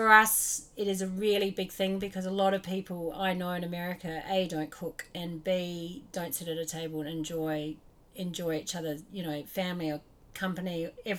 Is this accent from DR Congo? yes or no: no; Australia; now in New Zealand; I grew up in Australia and we came over to like New Zealand